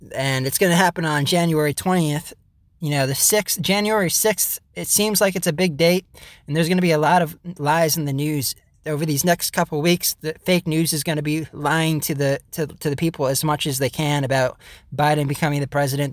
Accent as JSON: {"language": "English", "country": "United States"}